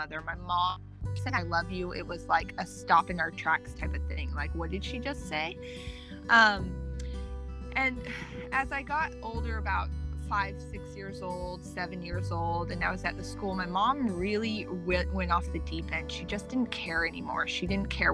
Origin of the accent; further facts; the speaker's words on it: Arcata, California, United States; I was born in 1984 in Arcata, California.